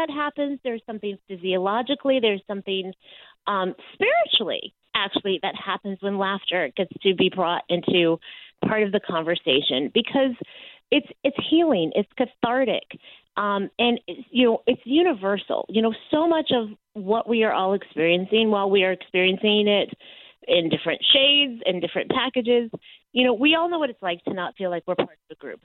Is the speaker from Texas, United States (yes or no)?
yes; Texas, United States; moved away as an adult; also born or lived in New York City; I say I was raised in Texas, but I grew up in New York, because I moved to New York right out of college